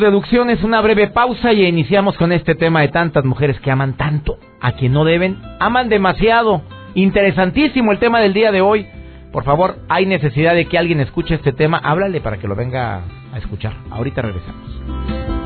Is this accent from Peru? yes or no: no; Mexico